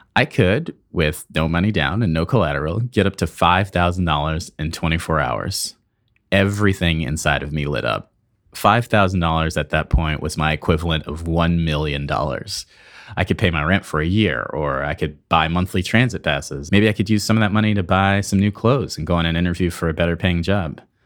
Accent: Michigan, United States; An activist in Michigan, my home state

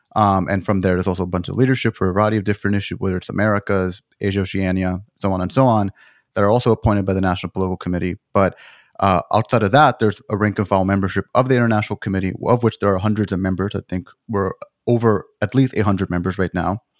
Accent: Texas, United States; I grew up in Texas

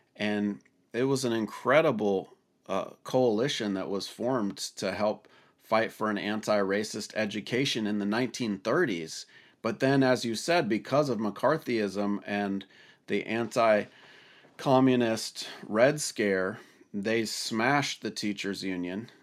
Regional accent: Washington, United States; my home state of Washington

